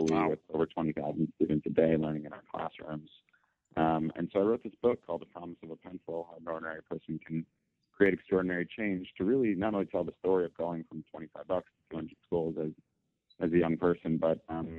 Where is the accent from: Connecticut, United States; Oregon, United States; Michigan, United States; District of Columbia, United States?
Connecticut, United States; also born or lived in New York; I grew up in Connecticut. I was born in New York